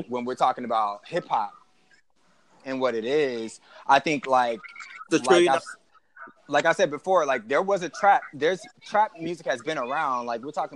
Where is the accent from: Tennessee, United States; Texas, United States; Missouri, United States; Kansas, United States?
Texas, United States; I'm from Texas